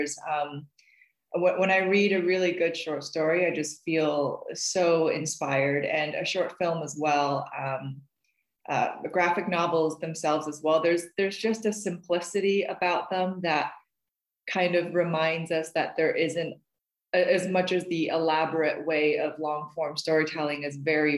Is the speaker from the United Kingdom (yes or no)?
no; China; now in Canada; I'm currently living in Canada, and I was born and raised in China